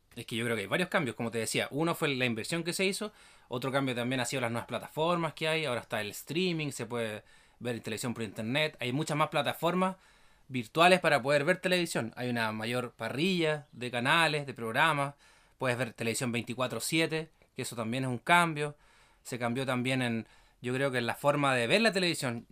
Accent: Villarrica, Araucanía, Chile; nosotros eh, nos criamos acá en Villarrica, en la novena región

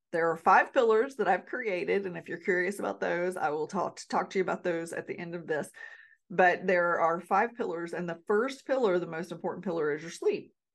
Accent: North Carolina, United States; now in Alaska, United States; I'm born and raised in North Carolina

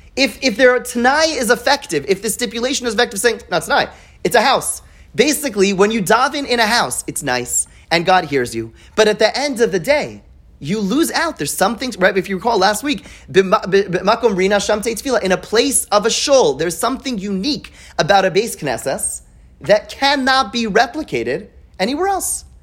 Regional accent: Montreal, Quebec, Canada; I grew up in Montreal

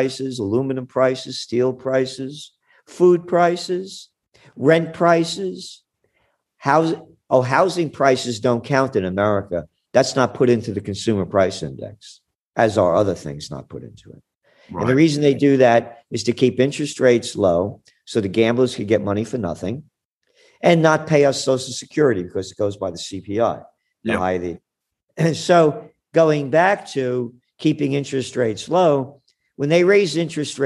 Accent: New York City, New York, United States; I grew up in the Bronx.

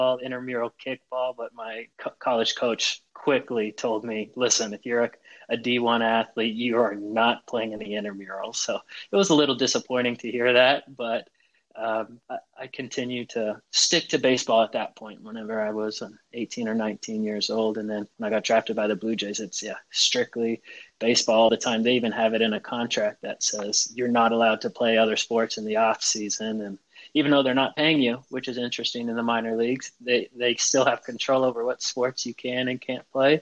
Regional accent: Chico, California, United States; I grew up in Northern California in Chico

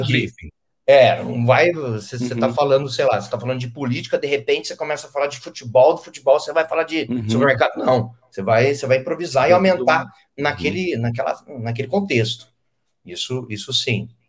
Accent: Penápolis, São Paulo, Brazil; moved away; eu sou de Penápolis, é de Rio Preto.

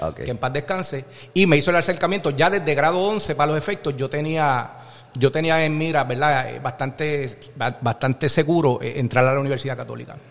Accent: Jayuya, Puerto Rico; moved away as an adult; cuando yo llegué a la católica asustadito de Jayuya

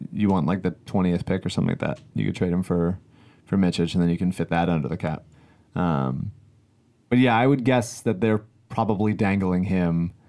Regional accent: Philadelphia, Pennsylvania, United States; as a young child growing up in Philadelphia

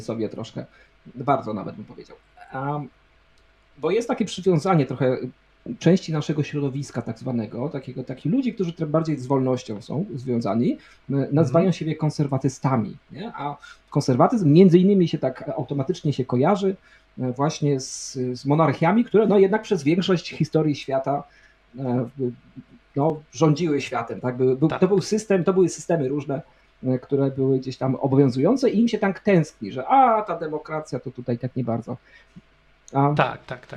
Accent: Poland; urodziliśmy się w Polsce

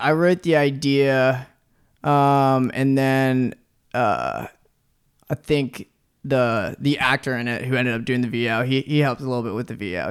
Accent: Norfolk, Virginia, United States; moved away as an adult; also born or lived in New York; now in Los Angeles, United States; I'm from Virginia. I'm from Norfolk, Virginia.

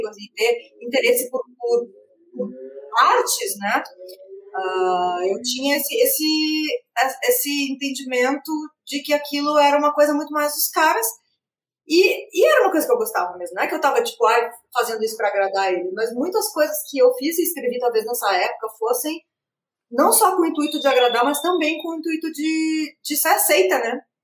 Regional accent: Rio Grande do Sul, Brazil; Eu ainda sou do Rio Grande do Sul, que é um estado que tem muitas Barbies

